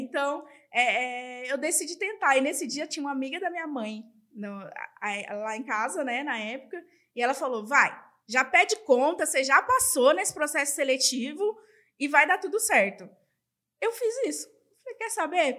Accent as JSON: {"language": "Portuguese", "region": "Northeast Region", "country": "Brazil", "said": "Eu sou nordestina e eu tenho muito orgulho disso"}